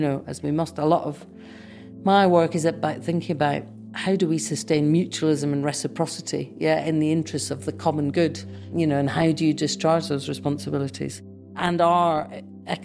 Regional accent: Edinburgh, Scotland, United Kingdom; moved away as an adult; also born or lived in Manchester; now in Bradford, United Kingdom; So I was born in Edinburgh. I am a Scot, but I'm, you know, increasingly a Yorkshire Scot

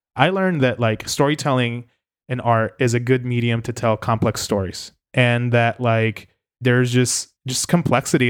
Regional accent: Puerto Rico; also born or lived in New York; I don't think of myself as American at times because of the weird relationship that Puerto Rico has.

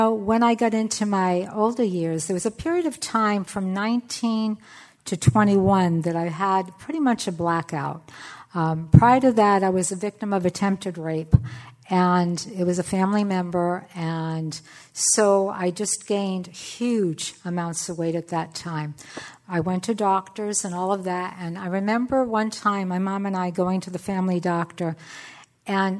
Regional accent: Portsmouth, Rhode Island, United States; moved away as an adult; also born or lived in California; I'm from Portsmouth, Rhode Island, that's where I grew up

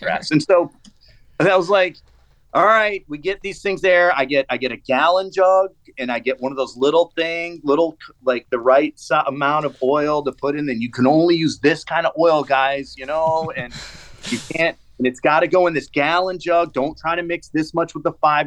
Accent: the South, United States; also born or lived in Honduras; now in Sarasota, United States; I'm from the South

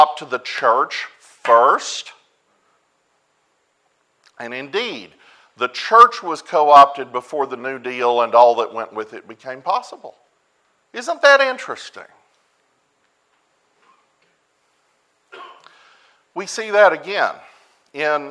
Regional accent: United States; I'm an American

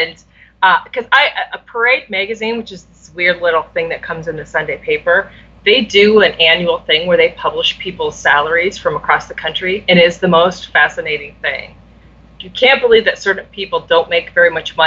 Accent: Iowa, United States; I grew up in Iowa

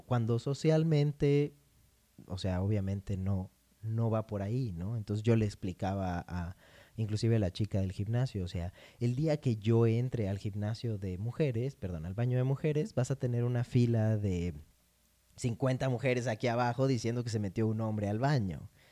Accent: Morelos, Mexico; yo nací en Morelos

